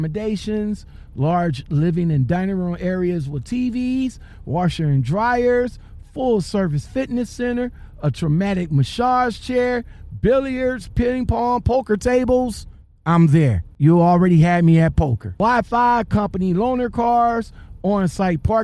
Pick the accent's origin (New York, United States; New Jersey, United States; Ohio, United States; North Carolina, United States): Ohio, United States; I'm from Ohio